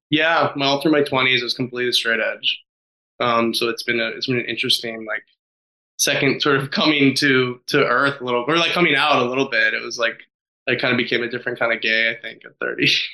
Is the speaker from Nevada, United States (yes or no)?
yes; Nevada, United States; I grew up in Nevada